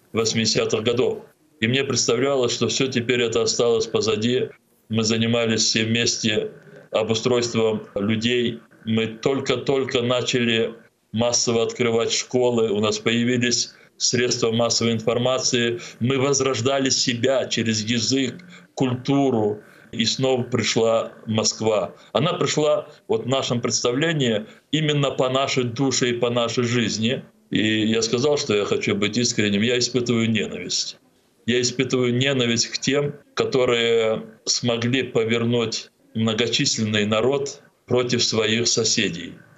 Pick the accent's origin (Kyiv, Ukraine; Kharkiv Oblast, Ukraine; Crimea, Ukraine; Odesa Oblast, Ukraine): Crimea, Ukraine; moved away as an adult; also born or lived in Moscow; Мне было 11 лет, и я вырос в Крыму, я учился там